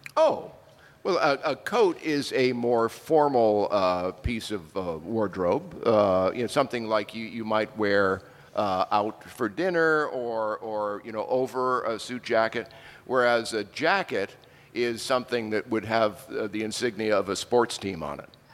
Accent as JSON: {"language": "English", "town": "Haverhill", "region": "Massachusetts", "country": "United States", "tie": "born or raised there", "moved": "yes", "lives_now": "Los Angeles, United States", "said": "the house I grew up in in Haverhill, Massachusetts"}